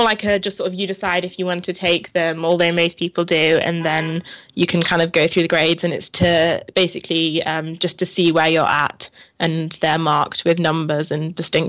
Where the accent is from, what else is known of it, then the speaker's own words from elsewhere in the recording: the north of England, United Kingdom; moved away as an adult; now in London, United Kingdom; And I am currently from North England, and I came down to London to study here.